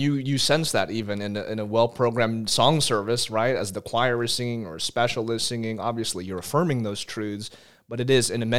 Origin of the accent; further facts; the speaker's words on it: Texas, United States; My parents are Filipino immigrants, so my friends joke that I'm a Texan Filipino, a Texapino.